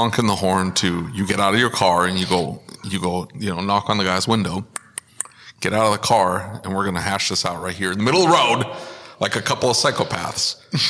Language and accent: English; Northeast, United States; moved away; also born or lived in Boston; I'm from the Northeast.